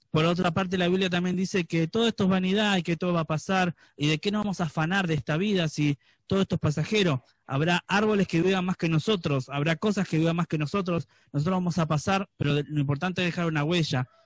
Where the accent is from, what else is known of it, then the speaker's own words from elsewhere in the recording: Florencio Varela, Buenos Aires Province, Argentina; nosotros los que nacimos en, zona sur, en Florencio Varela y demás